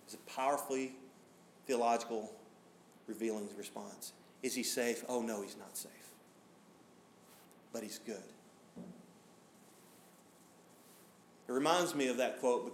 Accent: Smoky Mountains, United States; I grew up driving in the Smoky Mountains

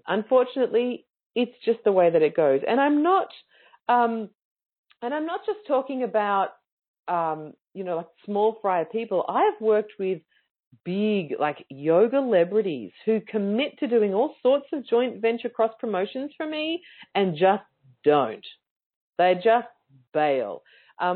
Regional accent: Australia; as an Australian

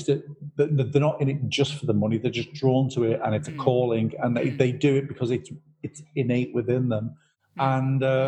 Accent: Liverpool, North West England, United Kingdom; We were raised in Liverpool

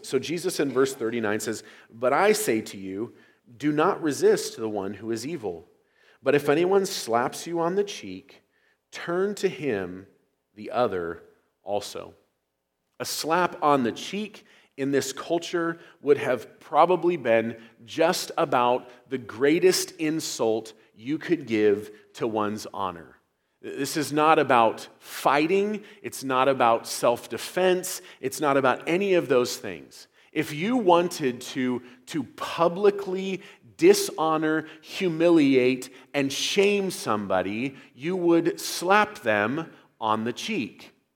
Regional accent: United States; as Americans

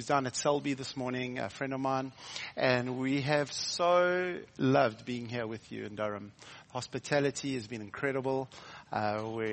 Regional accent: South Africa; also born or lived in Hilton, near Durban, South Africa; I'm from South Africa

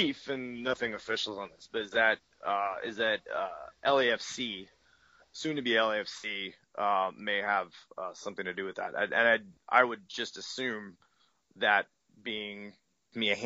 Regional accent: Eugene, Oregon, United States; moved away; also born or lived in Portland, Oregon; I grew up in the Eugene Springfield area.

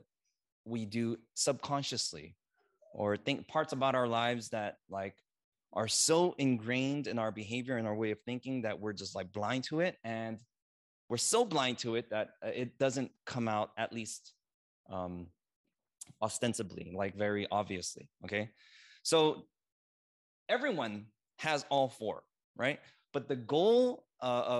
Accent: United States; I'm Korean American

